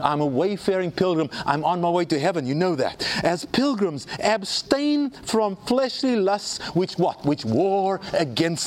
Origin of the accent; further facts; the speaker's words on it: South Africa; when I was growing up in South Africa